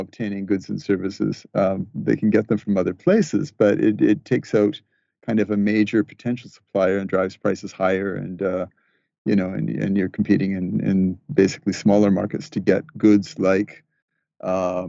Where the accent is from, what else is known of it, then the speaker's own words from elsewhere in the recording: British Columbia, Canada; moved away; I'm talking with you today from my hometown in British Columbia. I have come back here for a visit with family. I grew up here